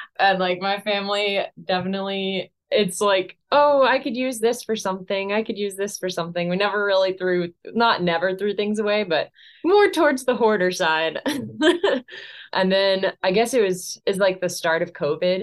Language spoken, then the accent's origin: English; Delaware, United States; grew up in Delaware, but I went to Montana every summer to visit my aunt